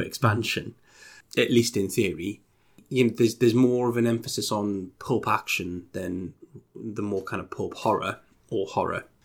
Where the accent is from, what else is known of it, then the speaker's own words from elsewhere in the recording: United Kingdom; we're both British